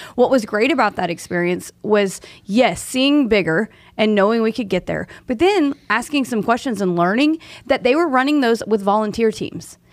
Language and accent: English; Tulsa, Oklahoma, United States; now in Dallas, United States; I'm from Oklahoma